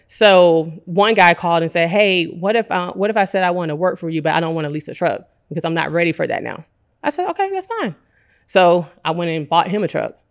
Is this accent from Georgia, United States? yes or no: yes; Decatur, Georgia, United States; also born or lived in Atlanta, Georgia; born and raised in Decatur